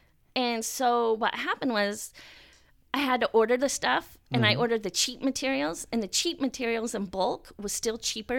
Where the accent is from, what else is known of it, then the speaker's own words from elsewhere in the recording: Indiana, United States; born there; also born or lived in Frankfurt, Delaware, United States; I was born in Grissom Air Force Base.